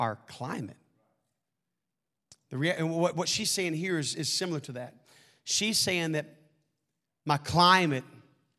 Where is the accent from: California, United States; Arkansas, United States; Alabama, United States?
Arkansas, United States; I'm from Arkansas.